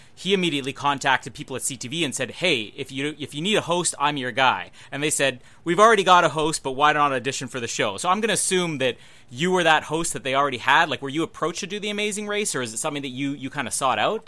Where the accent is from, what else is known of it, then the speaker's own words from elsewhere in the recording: Winnipeg, Manitoba, Canada; my hometown, Winnipeg